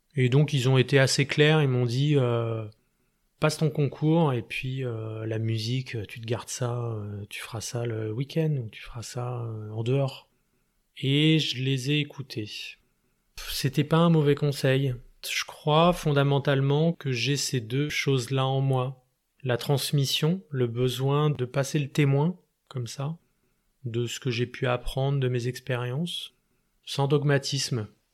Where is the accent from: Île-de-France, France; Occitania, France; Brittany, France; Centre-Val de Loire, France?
Île-de-France, France; Esbly; now in Grenoble, France; J'ai grandi en région parisienne, dans une petite ville qui s'appelle Esbly, à 40 km à l'est de Paris, en Seine-et-Marne